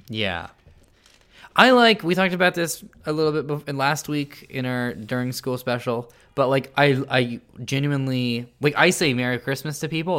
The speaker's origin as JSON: {"language": "English", "town": "San Jose", "region": "California", "country": "United States", "tie": "born or raised there", "said": "I grew up at the foot of, like, the Hamilton Mountain, uh, like, where there's, like, the James Lake Observatory"}